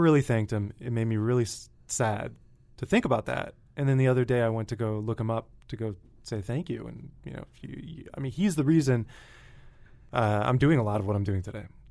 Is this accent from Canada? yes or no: no; Connecticut, United States; moved away; I grew up in a little airplane engine factory town in Connecticut